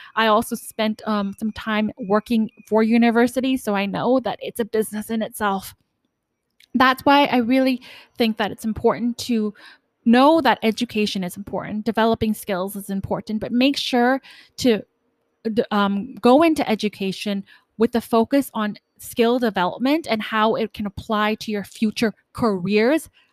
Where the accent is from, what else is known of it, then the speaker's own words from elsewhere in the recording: Canada; I'm from Canada